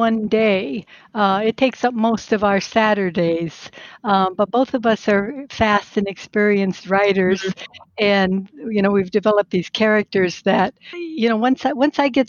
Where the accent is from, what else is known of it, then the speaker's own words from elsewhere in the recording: Southern California, United States; also born or lived in Minnesota; I was born in Minnesota. And I grew up in Southern California